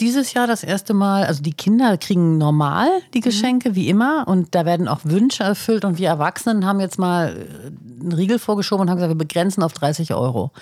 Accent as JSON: {"language": "German", "region": "Northern Germany", "country": "Germany", "said": "bei uns in Norddeutschland"}